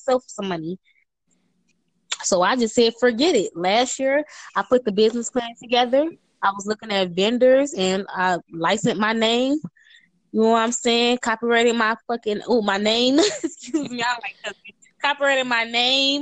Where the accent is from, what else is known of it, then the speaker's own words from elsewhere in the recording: Detroit, Michigan, United States; I'm from Detroit. Michigan